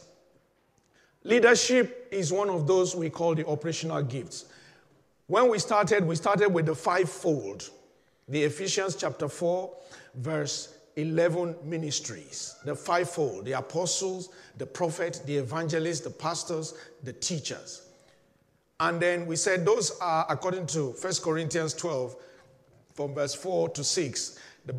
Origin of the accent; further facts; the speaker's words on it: Nigeria; I'm a Nigerian